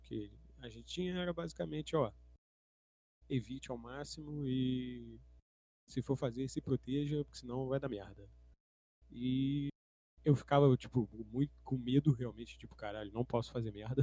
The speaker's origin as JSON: {"language": "Portuguese", "town": "São Gonçalo", "region": "Rio de Janeiro", "country": "Brazil", "tie": "born or raised there", "said": "Eu cresci numa casa média em São Gonçalo, num bairrozinho ok"}